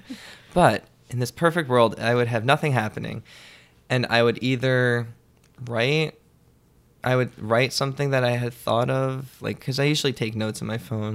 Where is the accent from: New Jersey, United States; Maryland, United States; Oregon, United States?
New Jersey, United States; Middletown; moved away as an adult; now in New York, United States; I grew up in Middletown, in New Jersey